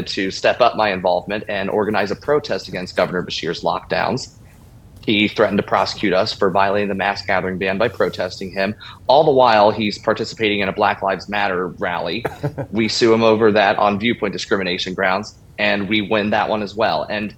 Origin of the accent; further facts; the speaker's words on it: Northern Kentucky, United States; I've been a born-again Christian since I was 13 years old. I was born and bred in Northern Kentucky